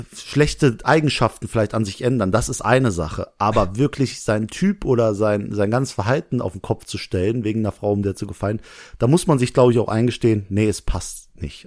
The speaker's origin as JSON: {"language": "German", "town": "Langweiler", "country": "Germany", "said": "ich komme aus Langweiler, da wohne ich"}